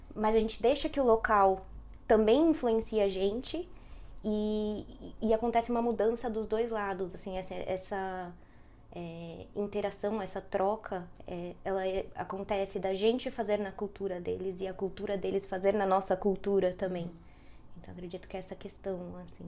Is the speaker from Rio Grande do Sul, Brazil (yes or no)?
no; São Paulo, Brazil; moved away as an adult; now in Dublin, Ireland; eu sou de São Paulo, né? São Paulo capital mesmo, zona norte